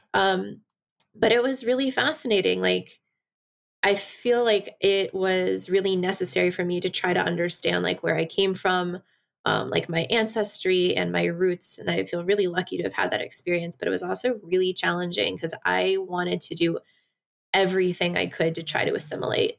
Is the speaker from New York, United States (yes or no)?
no; Washington, District of Columbia, United States; also born or lived in South Korea / Iksan, South Korea; I grew up here in D C.